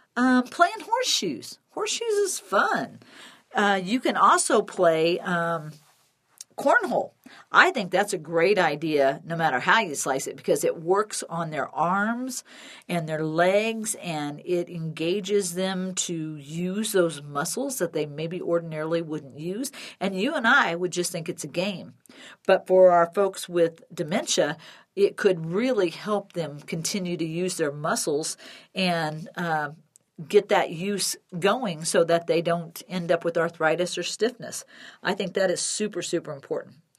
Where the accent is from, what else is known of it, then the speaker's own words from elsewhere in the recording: Chicago, Illinois, United States; now in Denver, United States; growing up in Illinois